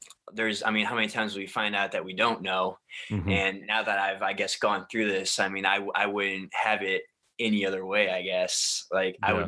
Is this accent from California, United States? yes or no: no; Ohio, United States; the city that I grew up in Ohio